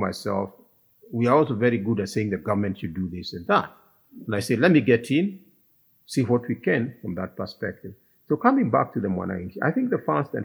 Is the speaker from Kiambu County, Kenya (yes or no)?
yes; Kiambu County, Kenya; I come from Kiambu